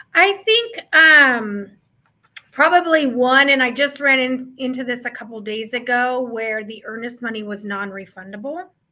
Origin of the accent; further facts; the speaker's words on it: Midwest, United States; now in Arizona, United States; I am from the Midwest